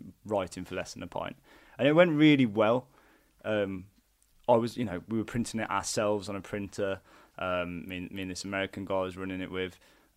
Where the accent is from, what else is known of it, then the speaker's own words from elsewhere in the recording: Wolverhampton, West Midlands, United Kingdom; moved away as an adult; also born or lived in London; I'm from Wolverhampton, from Purton, and I went down to university in London.